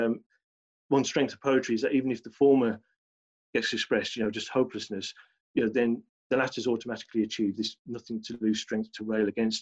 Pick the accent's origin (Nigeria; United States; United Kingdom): United Kingdom; Birmingham, West Midlands; accent: Birmingham; moved away as an adult; now in London, United Kingdom; I was brought up in Birmingham